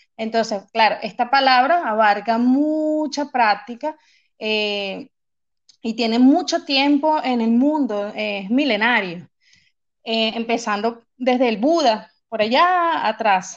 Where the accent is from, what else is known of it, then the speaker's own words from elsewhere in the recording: Venezuela; moved away as an adult; now in Manchester, United Kingdom; soy venezolana